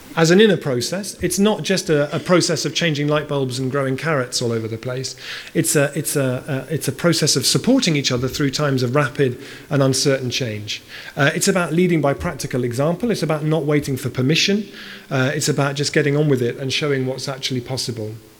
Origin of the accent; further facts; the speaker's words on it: Bristol, South West England, United Kingdom; I grew up in Bristol. Bristol's my hometown.